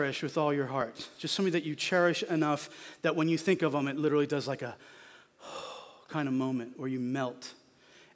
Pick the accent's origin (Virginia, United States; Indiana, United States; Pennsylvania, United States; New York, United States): Pennsylvania, United States; Philadelphia; moved away; I grew up in Pennsylvania. I grew up in Philly